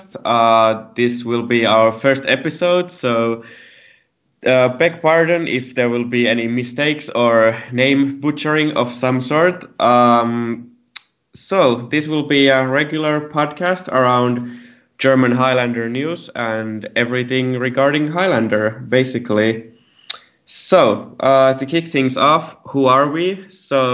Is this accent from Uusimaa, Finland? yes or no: yes; Helsinki area, Uusimaa, Finland; I'm from Finland, Helsinki area.